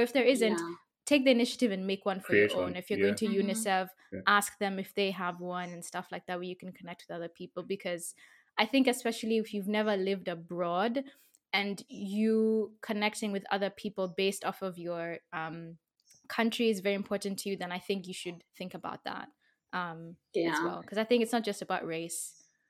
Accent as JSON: {"language": "English", "region": "London", "country": "United Kingdom", "said": "know, the UK. I'm from like London. You know, we moved here a few years ago."}